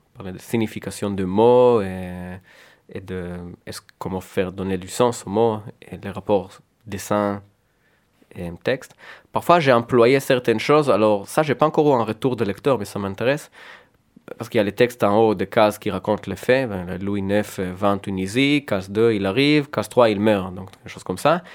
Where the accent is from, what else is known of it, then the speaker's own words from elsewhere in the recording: Tel Aviv, Tel Aviv District, Israel; first language Hebrew; French is a second language; now in France; j'ai quitté Tel Aviv très jeune